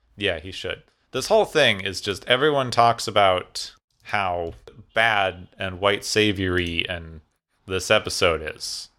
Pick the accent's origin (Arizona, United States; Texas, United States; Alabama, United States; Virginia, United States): Arizona, United States; Phoenix; I grew up in Phoenix, Arizona